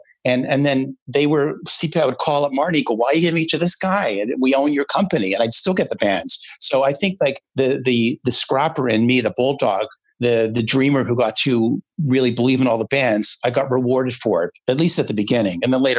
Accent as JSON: {"language": "English", "town": "Toronto", "region": "Ontario", "country": "Canada", "tie": "born or raised there", "said": "growing up in Toronto"}